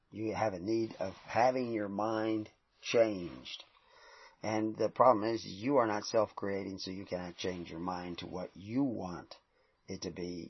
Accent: the South, United States; I grew up in the South

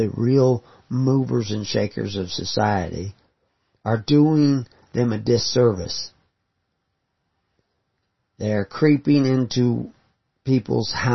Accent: Houston, Texas, United States; When I grew up in Houston

